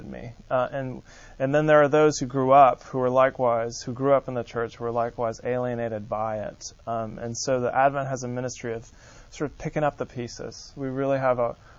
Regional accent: San Francisco, California, United States; moved away; I'm from San Francisco, California

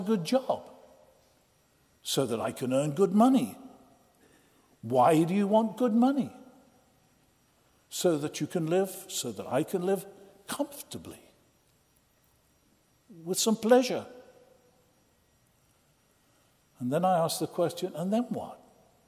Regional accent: Oxford, South East England, United Kingdom; as a lad of about 14, growing up in Oxford, England

